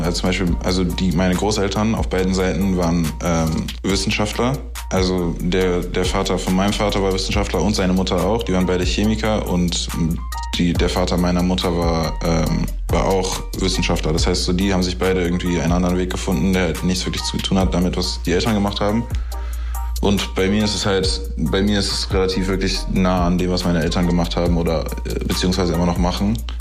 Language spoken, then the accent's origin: German; Berlin, Germany; als Berliner Junge, weißt du, was ich wirklich bin